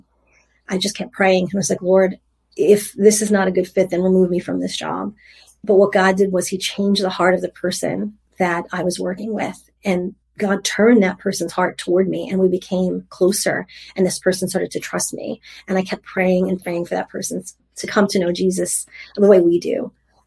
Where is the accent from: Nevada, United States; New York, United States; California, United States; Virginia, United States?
New York, United States; I'm from New York. New Yorkers are sarcastic.